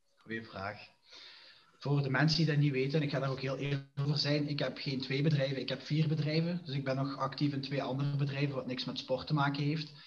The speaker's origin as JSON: {"language": "Dutch", "town": "Diepenbeek", "region": "Flanders", "country": "Belgium", "lives_now": "Genk, Belgium", "said": "ben afkomstig van Diepenbeek en woonachtig in Genk nu."}